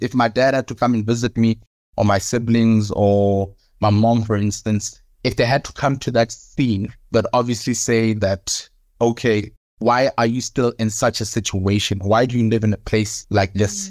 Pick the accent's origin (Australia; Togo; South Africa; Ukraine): South Africa; also born or lived in Cape Town; now in Johannesburg, South Africa; I am South African